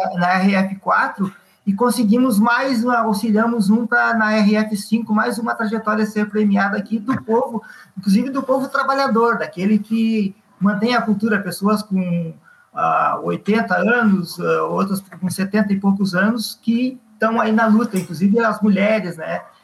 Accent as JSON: {"language": "Portuguese", "town": "Viamão", "region": "Rio Grande do Sul", "country": "Brazil", "tie": "born or raised there", "moved": "yes", "lives_now": "Mostardas, Brazil", "said": "Sou natural de Viamão e estou agora em Mostardas. Há 30 e poucos anos eu moro em Mostardas."}